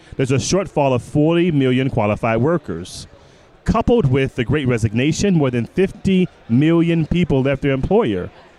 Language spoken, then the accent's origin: English; Detroit, Michigan, United States; now in Chicago, United States; Born and raised in Detroit, live in Chicago.